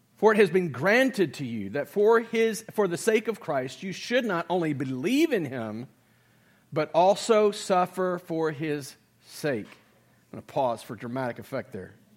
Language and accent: English; United States; in America, I'm a citizen